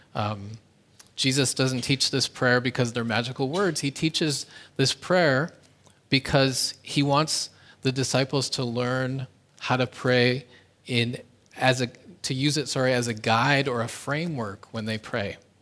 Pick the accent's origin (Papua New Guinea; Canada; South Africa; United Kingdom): Canada; now in South Korea; my home country, Canada